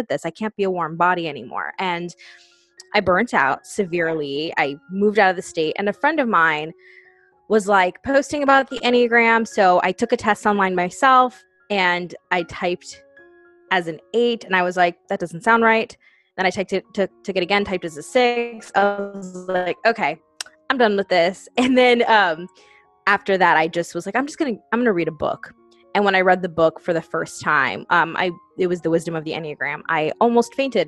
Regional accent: United States; I am from the New Jersey, New York City area.

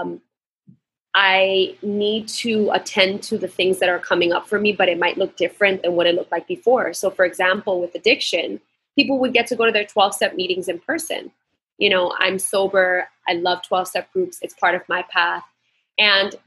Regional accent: New York, United States; moved away as an adult; now in Puerto Rico; I grew up in New York my whole life

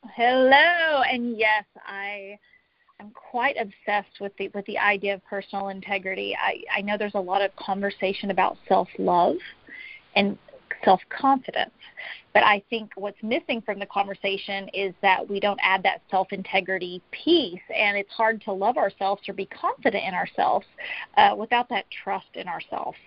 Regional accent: Tennessee, United States; I'm from Tennessee.

